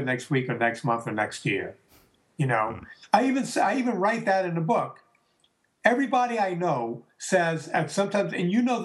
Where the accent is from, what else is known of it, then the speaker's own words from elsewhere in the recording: the South, United States; we're both Italians from the South